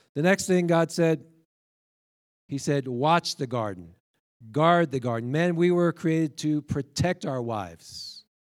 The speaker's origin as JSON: {"language": "English", "region": "New York", "country": "United States", "tie": "born or raised there", "said": "I grew up in New York"}